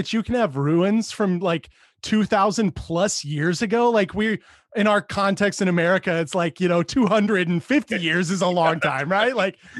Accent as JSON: {"language": "English", "region": "Texas", "country": "United States", "tie": "born or raised there", "also_born_or_lived": "outside Chicago", "moved": "yes", "lives_now": "Chicago area, United States", "said": "Like where I grew up in Texas"}